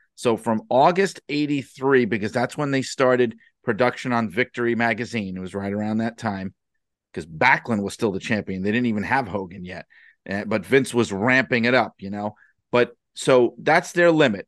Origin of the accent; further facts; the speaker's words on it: New York City, New York, United States; I grew up in the city. I grew up in Brooklyn